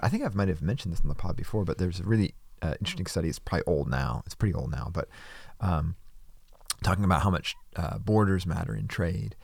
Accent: Wisconsin, United States; I grew up in Wisconsin

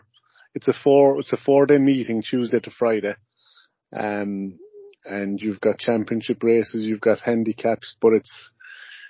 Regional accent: Ireland; moved away as an adult; now in Goshen, United States; being Irish, and you know, growing up, you know, and working over there and in Europe in general

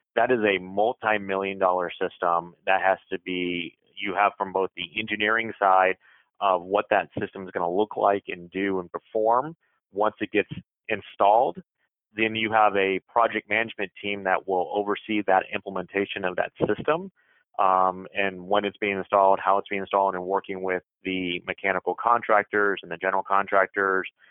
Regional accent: Jacksonville, Florida, United States; moved away as an adult; also born or lived in San Diego / Hawaii / Chicago; I'm originally from Jacksonville, Florida

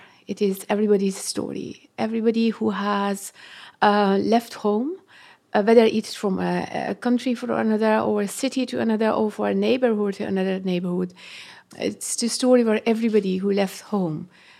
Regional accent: Iran; first language Persian; English is a second language; It is my second home and also second, my I call it father tongue, and because my mother tongue is Persian.

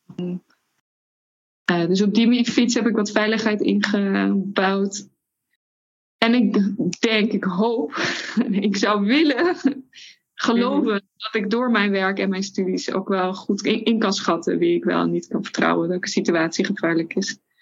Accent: Netherlands; We komen uit Nederland

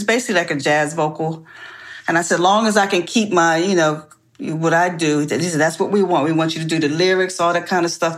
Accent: New Jersey, United States; I grew up in South Jersey

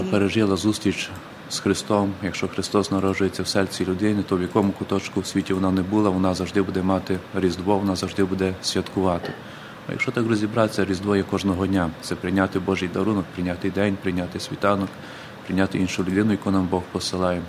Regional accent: Krasnosiltsi, Ternopil Oblast, Ukraine; Е, це Тернопільська область, ага. Збаразький район, село Красносільці

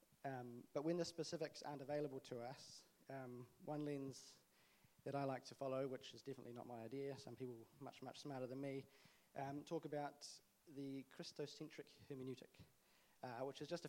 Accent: Auckland, New Zealand; the church I grew up in Auckland

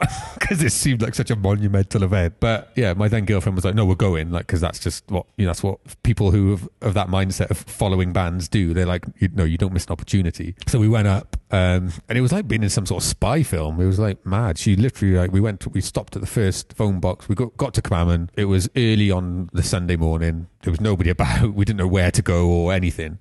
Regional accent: Pontypool, Wales, United Kingdom; also born or lived in Croesyceiliog / Cwmbran / Caldicot; I grew up, I was born in Pontypool. We lived in and Crossy Killiog and Cumbran on a council estate for a good few years.

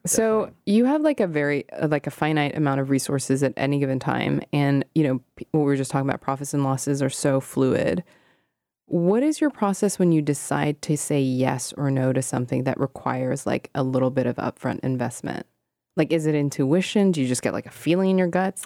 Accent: Hong Kong; moved away; when I was growing up in Hong Kong

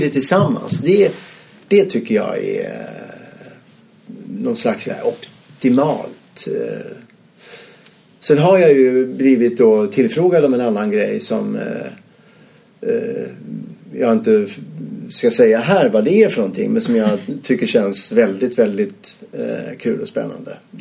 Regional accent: Ystad, Skåne, Sweden; moved away as an adult; also born or lived in Malmö; jag är född ute på Bondvischan där utanför Ystad i Skåne.

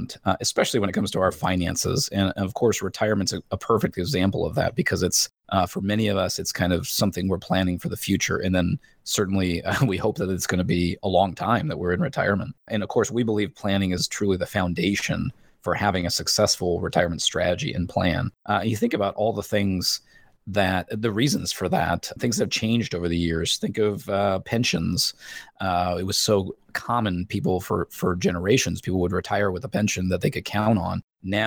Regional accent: Indiana, United States; moved away as an adult; now in Columbia, United States; I was born and raised in Indiana.

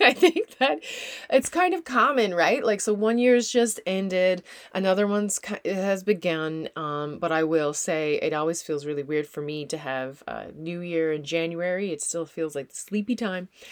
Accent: Newfoundland and Labrador, Canada; also born or lived in Netherlands; now in New Brunswick, Canada; I am a Newfoundlander and Canadian.

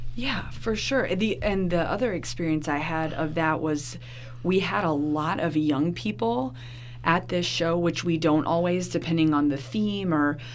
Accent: Gainesville, Florida, United States; growing up in Gainesville

